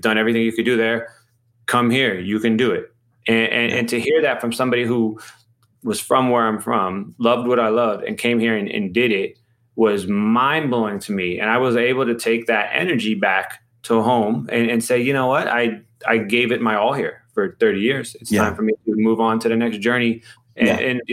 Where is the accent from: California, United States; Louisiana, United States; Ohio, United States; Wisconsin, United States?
Ohio, United States; moved away as an adult; now in New York, United States; I'm from Ohio originally as well